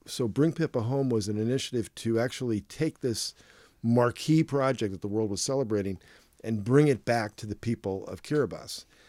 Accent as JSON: {"language": "English", "country": "United States", "said": "I'm from the United States"}